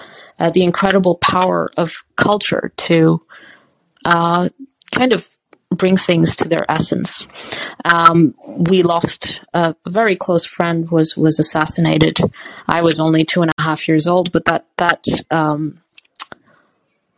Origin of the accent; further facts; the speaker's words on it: Botswana; moved away; also born or lived in Lesotho / South Africa; I grew up in Botswana and then in Lesotho. I was born in South Africa.